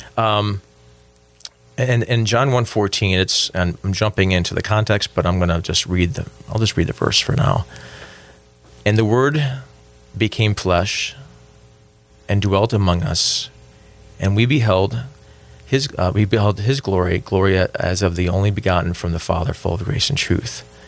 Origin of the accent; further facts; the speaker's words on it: Buffalo, New York, United States; I grew up in Buffalo, New York, and it would snow a lot there.